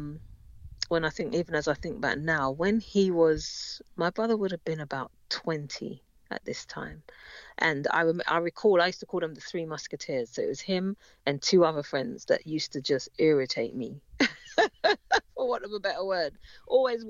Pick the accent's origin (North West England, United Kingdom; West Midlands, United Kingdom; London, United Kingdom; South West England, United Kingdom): London, United Kingdom; we grew up in North London, in Edmonton, North London